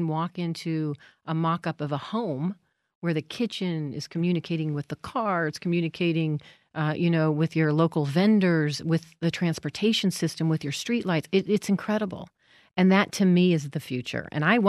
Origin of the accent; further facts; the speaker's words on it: Las Vegas, Nevada, United States; I was born and raised in Las Vegas.